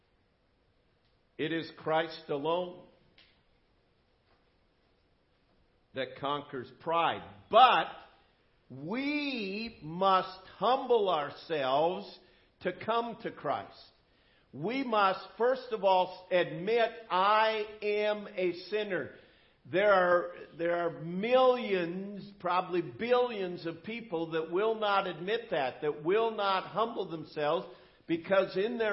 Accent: United States; as an American

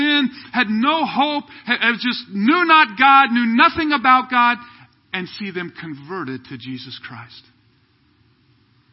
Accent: Kansas City, United States; moved away as an adult; also born or lived in Southern California / Ukraine; I was from Kansas City here. We moved out when we were first married.

